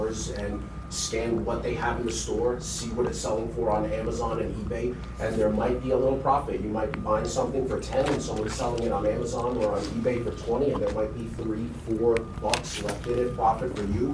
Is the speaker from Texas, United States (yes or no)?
no; New York City, New York, United States; I was born and raised in Brooklyn, high school dropout.